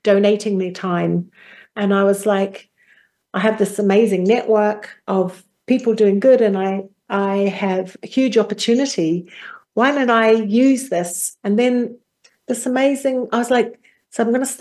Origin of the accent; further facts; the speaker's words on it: New Zealand; Well, I come from New Zealand. As a young girl growing up, I was in a very small village community.